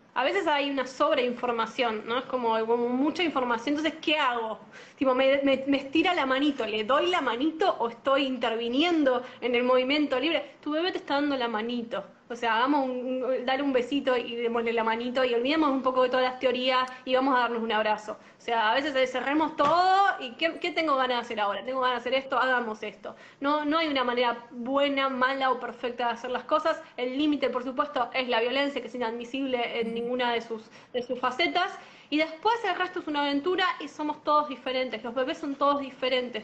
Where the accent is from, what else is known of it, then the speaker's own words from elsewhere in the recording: La Matanza, Buenos Aires Province, Argentina; yo soy de La Matanza